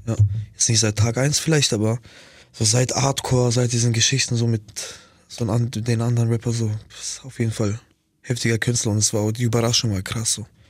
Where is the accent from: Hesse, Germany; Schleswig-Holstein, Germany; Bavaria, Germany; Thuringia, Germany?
Bavaria, Germany; Nuremberg; Ich komme so aus Nürnberg